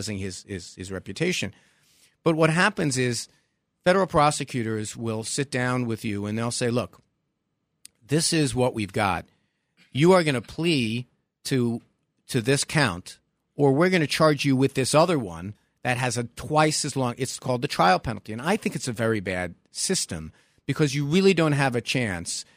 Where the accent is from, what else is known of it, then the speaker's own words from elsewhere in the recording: New York City, New York, United States; That's the Brooklyn of me